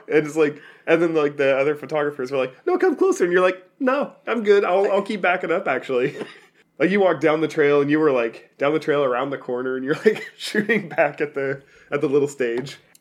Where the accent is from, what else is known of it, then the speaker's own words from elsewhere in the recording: Oregon, United States; we're from Oregon.